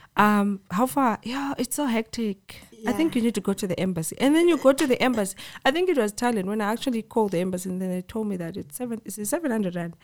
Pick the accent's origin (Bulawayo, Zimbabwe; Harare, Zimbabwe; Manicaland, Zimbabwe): Bulawayo, Zimbabwe; also born or lived in Cape Town, South Africa / Johannesburg, South Africa; now in East Rand, South Africa; I'm from Bulawayo. Yes, rapping skies, born and bred there, moved to SA